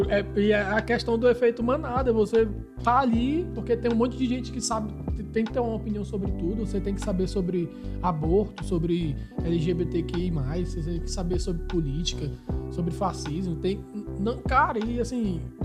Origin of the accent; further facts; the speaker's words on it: Manaus, Amazonas, Brazil; moved away; sou de Manaus, mas eu mantenho ainda é, é, conversas com meus irmãos, com meus parentes lá